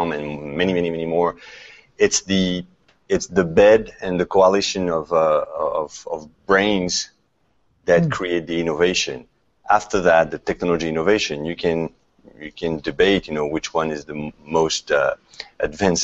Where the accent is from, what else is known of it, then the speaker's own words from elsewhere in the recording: Paris, Île-de-France, France; also born or lived in Philadelphia, United States; now in San Francisco, United States; born and raised in Paris. Moved to Philadelphia, stayed there 10 years